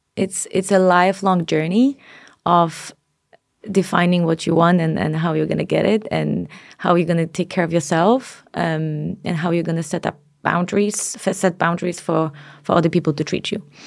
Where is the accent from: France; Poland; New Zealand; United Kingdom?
Poland; now in Denmark; I come from Poland